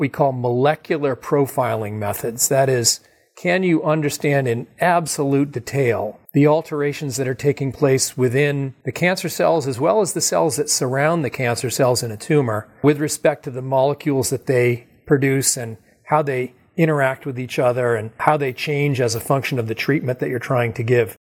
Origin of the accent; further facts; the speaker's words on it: Massachusetts, United States; also born or lived in California; I grew up in Massachusetts.